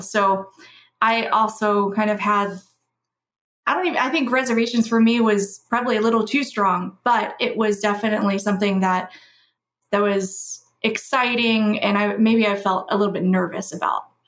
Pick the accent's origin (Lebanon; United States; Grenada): United States; Louisville, Kentucky; I was raised in Louisville, Kentucky, which is where I currently reside.